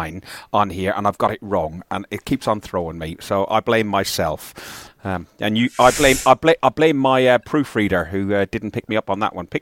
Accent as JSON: {"language": "English", "country": "Ireland", "said": "I'm Irish"}